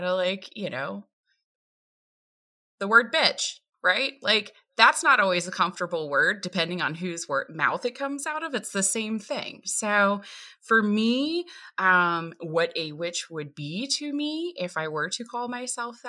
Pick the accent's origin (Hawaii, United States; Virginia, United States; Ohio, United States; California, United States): Virginia, United States; Appalachian Mountains of; I hail from the Appalachian Mountains of Virginia